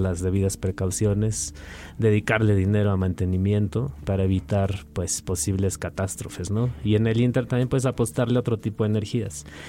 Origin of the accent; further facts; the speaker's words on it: Mexico City, Mexico; como chilangos y chilas